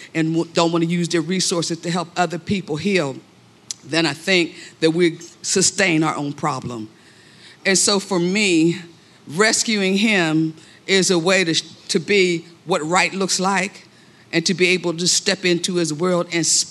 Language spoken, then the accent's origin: English; Pittsburgh, Pennsylvania, United States; I hail from Pittsburgh, Pennsylvania